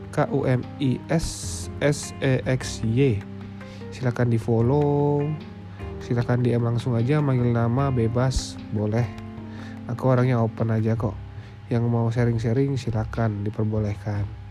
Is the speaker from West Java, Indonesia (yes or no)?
no; Jayapura, Papua, Indonesia; moved away as an adult; also born or lived in Yogyakarta; aku lahir dan tumbuh besar di Jayapura